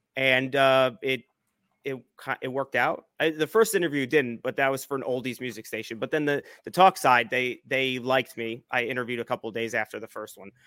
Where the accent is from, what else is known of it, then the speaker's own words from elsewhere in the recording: New Jersey, United States; I, I grew up in New Jersey, uh, Central Jersey